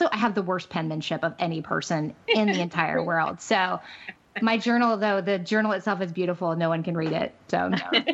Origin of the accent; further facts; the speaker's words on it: Midwest, United States; now in Central Florida, United States; I grew up in the Midwest, which, you know, I love my Midwestern roots